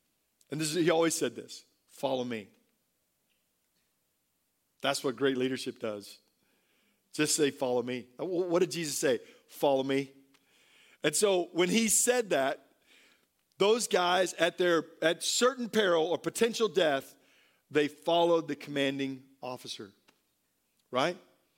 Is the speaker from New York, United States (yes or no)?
no; Tampa, Florida, United States; born there; I was born in Tampa at MacDill Air Force Base, and my father was a pilot, flew B-52s, and so I'm an Air Force brat.